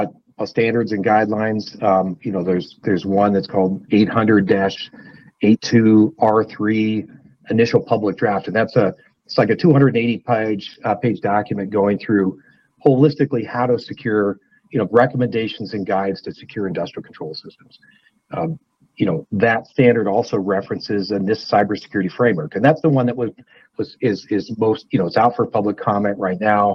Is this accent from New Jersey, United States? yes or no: no; north of Spokane, Washington, United States; now in Idaho, United States; I grew up in the Northwest, north of Spokane, Washington.